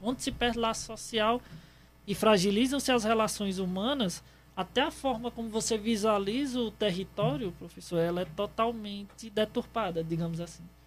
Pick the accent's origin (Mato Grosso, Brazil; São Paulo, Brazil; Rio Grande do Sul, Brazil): São Paulo, Brazil; now in Ceará, Brazil; Eu nasci em São Paulo